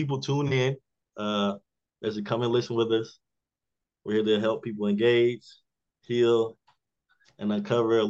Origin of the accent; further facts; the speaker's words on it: South Carolina, United States; Born and raised in South Carolina.